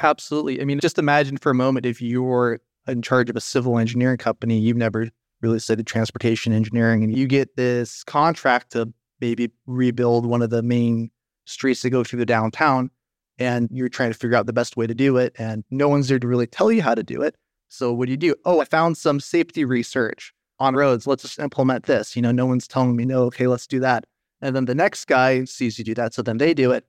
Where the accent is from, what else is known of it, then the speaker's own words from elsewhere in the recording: United States; moved away as an adult; also born or lived in Sacramento, California; now in Netherlands; I'm a transportation engineer from the United States